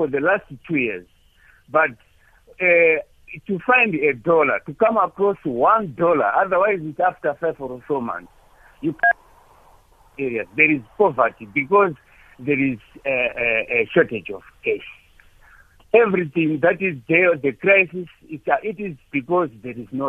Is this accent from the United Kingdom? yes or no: no; Zimbabwe; now in Polokwane, South Africa; myself, I come from Zimbabwe